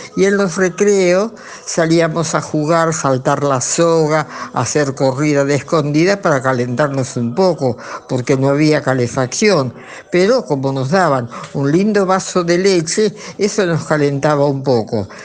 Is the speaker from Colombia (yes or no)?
no; Buchardo, Córdoba, Argentina; Nací en Buchardo, mi escuela primaria la hice ahí